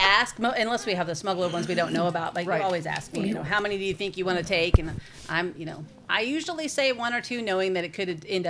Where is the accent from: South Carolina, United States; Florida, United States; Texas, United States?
Texas, United States; Plano; I grew up in Plano and my whole life lived in the same house from the time I was 6 until I graduated high school.